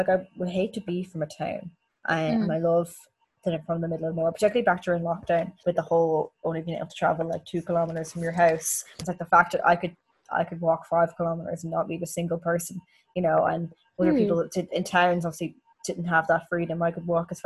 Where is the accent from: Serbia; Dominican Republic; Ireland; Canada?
Ireland; County Meath; I said I was from Meath